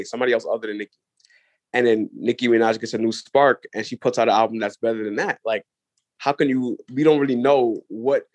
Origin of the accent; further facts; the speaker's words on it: New York City, New York, United States; I'm from Brooklyn.